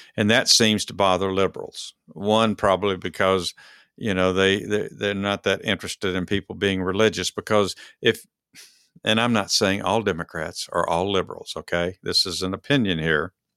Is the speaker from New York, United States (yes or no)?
no; Dallas, Texas, United States; I'm from Dallas, Texas